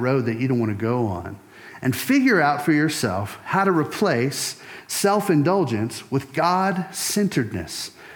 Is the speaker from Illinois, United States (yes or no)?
no; Louisiana, United States; I grew up in Louisiana.